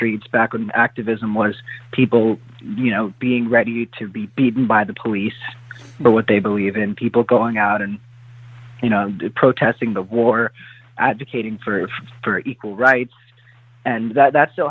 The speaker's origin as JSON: {"language": "English", "region": "South Florida", "country": "United States", "tie": "born or raised there", "also_born_or_lived": "Hollywood, Florida / Boca Raton, Florida / Parkland, Florida", "said": "I'm born and raised in South Florida."}